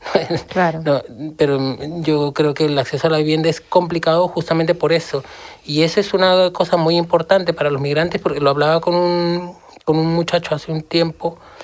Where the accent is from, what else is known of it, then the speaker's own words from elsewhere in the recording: Lima, Peru; moved away as an adult; now in Seville, Spain; viniendo de, de donde vengo, yo soy de Lima